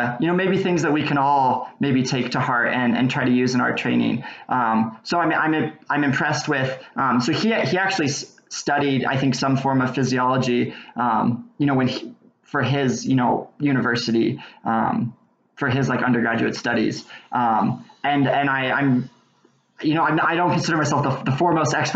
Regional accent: Boise, Idaho, United States; I grew up in Boise, Idaho

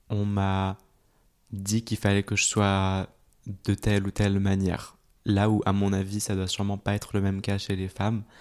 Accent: Switzerland; En Suisse.

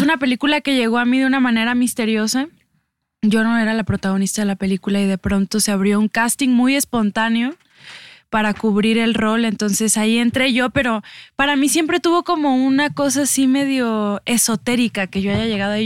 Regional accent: Mexico; como mexicanos

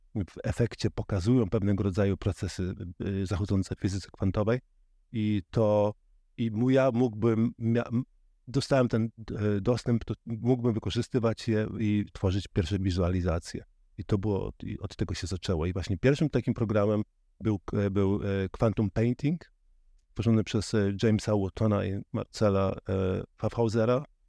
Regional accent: Żuławy Wiślane, Gdańsk Bay coast, Pomeranian Voivodeship, Poland; now in Berlin, Germany; pochodzę z, właśnie z Żuław Wiślanych, z, z wybrzeża, z Zatoka Gdańska

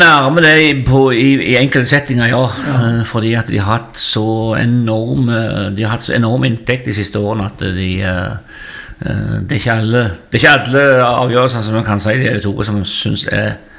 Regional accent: Figgjo, Rogaland, Norway; Ja, jeg er jo eh, født og oppvokst på Figgen. Det heter jo Figgjo

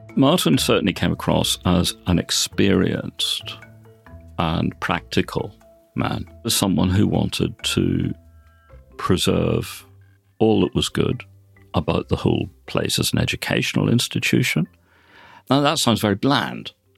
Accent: Belfast, Northern Ireland, United Kingdom; now in Oxford, United Kingdom; I was brought up in Belfast and educated there.

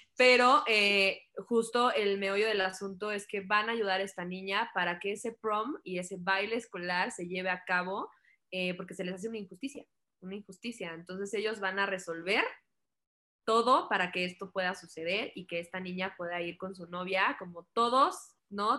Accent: Mexico; como mexicanos

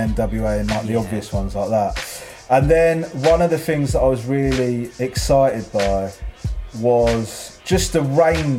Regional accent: Crawley, South East England, United Kingdom; I grew up in Crawley, and Crawley is not known as one of the UK's major hip hop hubs.

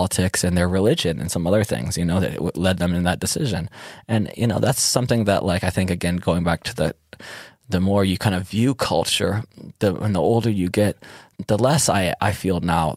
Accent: Detroit, Michigan, United States; moved away as an adult; also born or lived in Berlin; now in Ibiza, Spain; I'm from Detroit

